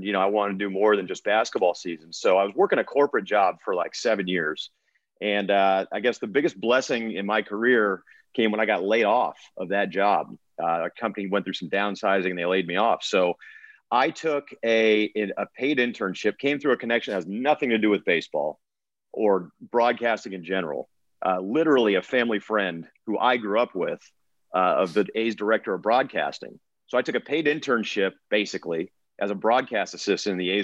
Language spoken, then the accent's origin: English; Oakland, California, United States; I born and raised in the East Bay here in Oakland